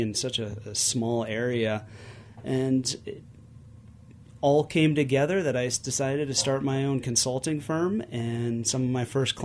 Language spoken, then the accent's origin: English; Cleveland, Ohio, United States; I grew up just outside of Cleveland, Ohio, just 2 miles from the Cuyahoga Valley National Park